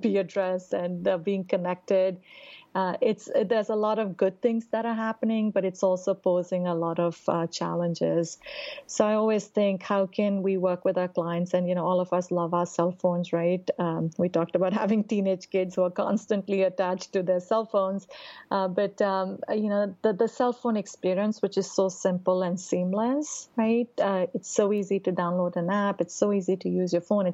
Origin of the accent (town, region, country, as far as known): India; moved away as an adult; also born or lived in New Delhi, India / Bombay, India / Bangalore, India; now in Raleigh, United States